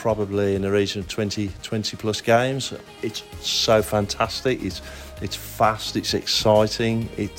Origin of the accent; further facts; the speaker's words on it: West Midlands, United Kingdom; One is I'm local lad, born and bred in the West Midlands